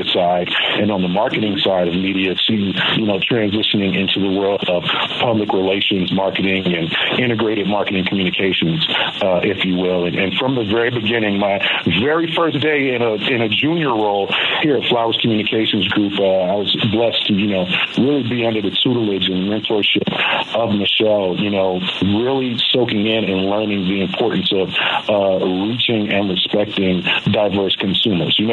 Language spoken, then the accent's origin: English; Florida, United States; moved away; I'm actually from Florida.